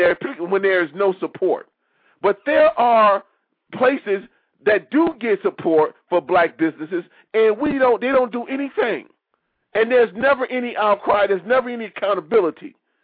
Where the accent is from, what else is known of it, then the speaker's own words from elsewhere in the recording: Detroit, Michigan, United States; now in Washington, D.C., United States; I recently just left my hometown a week ago. I was in my hometown of Detroit, Michigan, for a week.